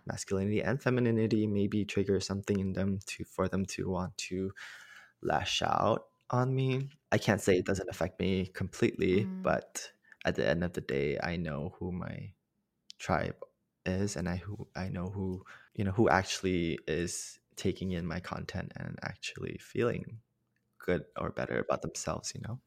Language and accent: English; Malaysia; moved away as an adult; now in Los Angeles, United States; I'm from Malaysia originally. And growing up, I always knew that I was gay but mm-hmm. in Malaysia